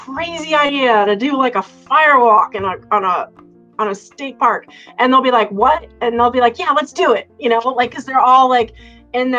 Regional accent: Cape Cod, Massachusetts, United States; I grew up on Cape Cod and I lived on the beach

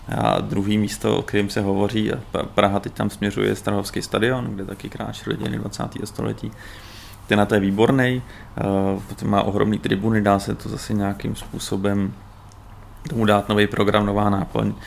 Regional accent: Prague, Czechia; já jsem se narodil na Vinohradech, a takže já jsem prostě s tím zpětý jako dětstvím a, a jsem tam nejradši.

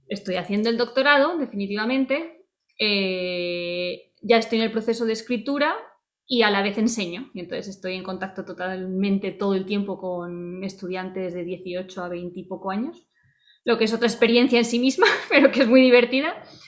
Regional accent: Murcia, Region of Murcia, Spain; moved away as an adult; also born or lived in Salamanca; now in Eugene, United States; Yo nací en Salamanca, luego vivimos en diferentes lugares y acabé viviendo, hace ya mucho, empecé a vivir muchos años en Murcia

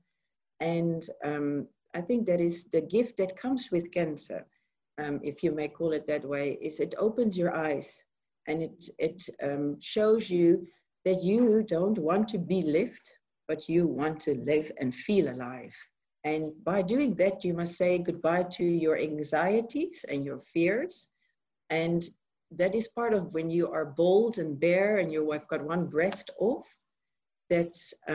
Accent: Netherlands; moved away as an adult; now in South Africa; I'm originally from Holland. I moved from Holland about 13 years ago

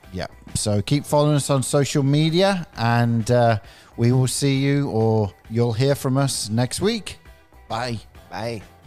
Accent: England, United Kingdom; I'm from England

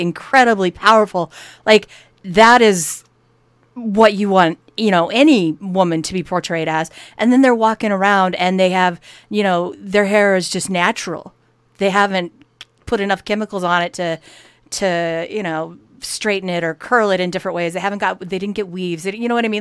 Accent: United States; we're American

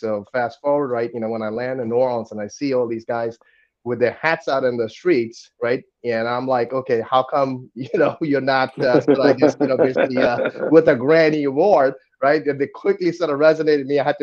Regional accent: Kolkata, West Bengal, India; moved away as an adult; now in United States; I was born and went to school there in Don Bosco Park Circus

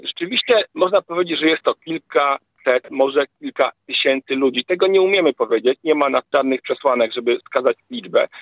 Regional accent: Lublin Voivodeship, Poland; u nas na Lubelszczyźnie

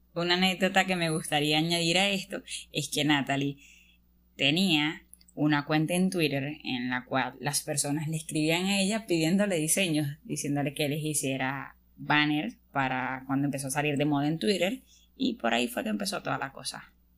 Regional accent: Venezuela; También estudio el décimo semestre de Ingeniería de Sistemas soy de Venezuela, soy de Venezuela

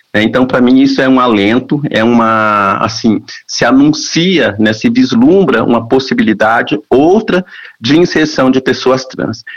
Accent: interior of Paraná, Brazil; A gente vem do interior do Paraná, né? a gente vem de famílias pobres

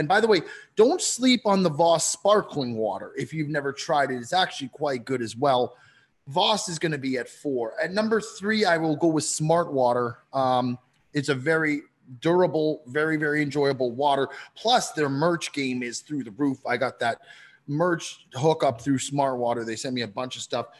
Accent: Canada; moved away; I grew up in Canada

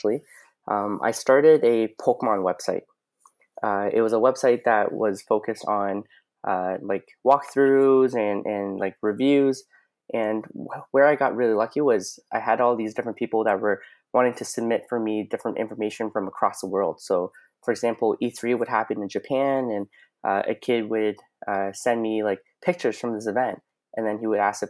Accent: London, Ontario, Canada; I'm originally I'm from London, Ontario

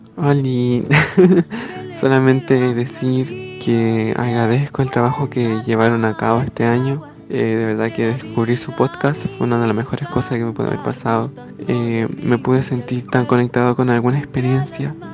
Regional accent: Chile; vivimos la gente afrodescendiente en Chile

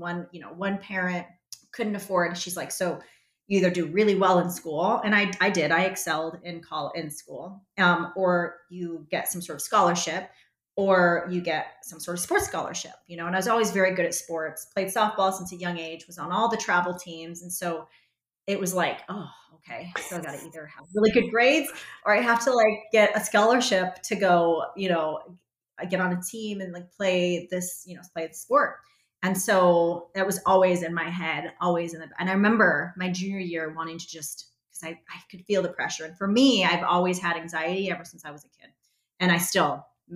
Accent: Arizona, United States; Born and raised here in Arizona. Yep. Went to Arizona State

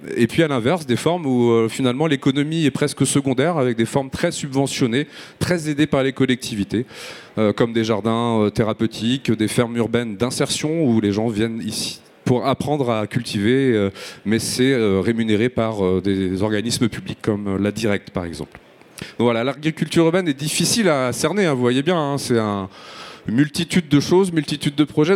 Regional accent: Marseille, Provence-Alpes-Côte d'Azur, France; je suis marseillais.

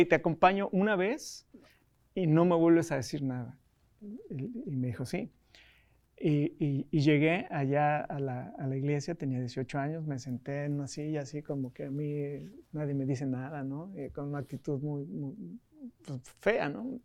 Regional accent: Mexico City, Mexico; moved away as an adult; also born or lived in United States; yo nací en la Ciudad de México

